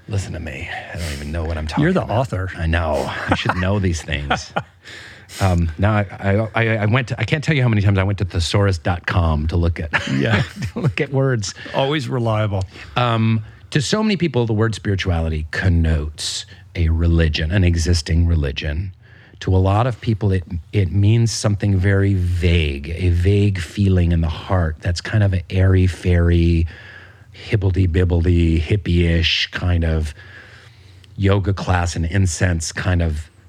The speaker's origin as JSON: {"language": "English", "region": "Pacific Northwest", "country": "United States", "said": "I was saying to my wife because we're both from the Pacific Northwest, it feels like like the Olympic Peninsula."}